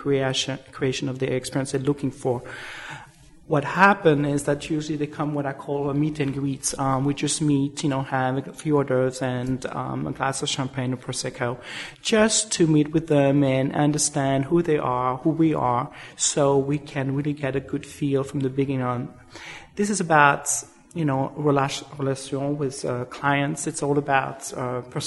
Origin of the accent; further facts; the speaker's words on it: Switzerland; moved away as an adult; now in New York, United States; originally I'm from Switzerland and did a hotel school in Switzerland. Came to the States in 1986.